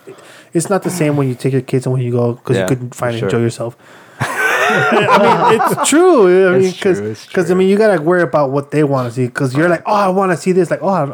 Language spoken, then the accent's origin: English; Chicago, Illinois, United States; I love Chicago. I grew up here. I was born here and everything.